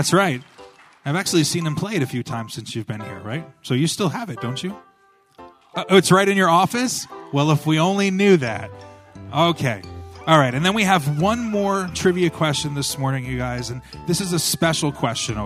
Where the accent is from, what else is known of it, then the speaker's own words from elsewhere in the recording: United States; moved away; I'm from New York, New Jersey.